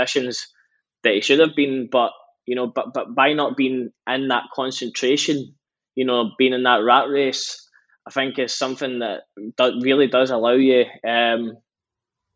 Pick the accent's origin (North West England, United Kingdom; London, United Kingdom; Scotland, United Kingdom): Scotland, United Kingdom; between Glasgow and Edinburgh; growing up, we stay in between Glasgow and Edinburgh.